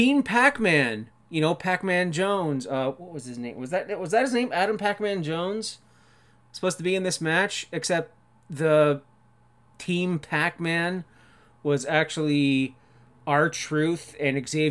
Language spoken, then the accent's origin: English; Canada; I'm Canadian. It's my civic duty as a Canadian